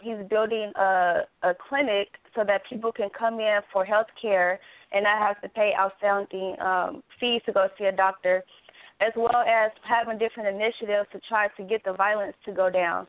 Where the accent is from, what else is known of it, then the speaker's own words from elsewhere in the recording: Gary, Indiana, United States; now in Dallas, United States; I'm originally from Indiana, which I'm from Gary, Indiana